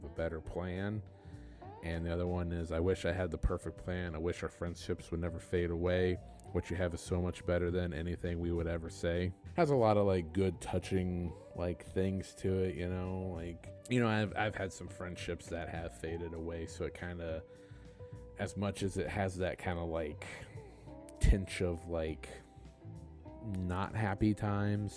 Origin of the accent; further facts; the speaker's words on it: Des Moines, Iowa, United States; I'm from the Des Moines area, and Des Moines, Iowa, not Des Moines, Washington, but from the Des Moines, Iowa area